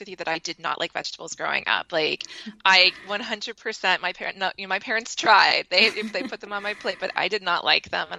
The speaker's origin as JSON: {"language": "English", "region": "Maine", "country": "United States", "tie": "born or raised there", "moved": "yes", "lives_now": "San Diego, United States", "said": "I grew up in Maine, but I live in San Diego now with my husband and my daughter."}